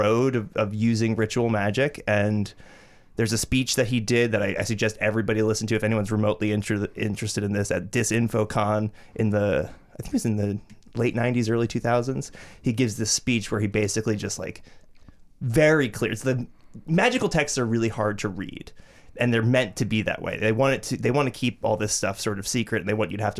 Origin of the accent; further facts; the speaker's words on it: New Jersey, United States; I'm from Jersey